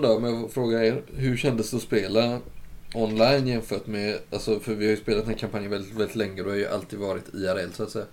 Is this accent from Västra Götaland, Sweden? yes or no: no; Kalmar County, Sweden; moved away; När jag var hemma och hälsade på på Öland